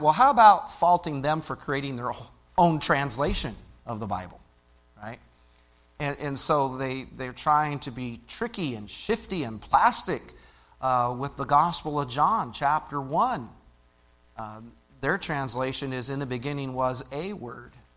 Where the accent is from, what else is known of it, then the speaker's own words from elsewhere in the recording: Illinois, United States; I grew up in Illinois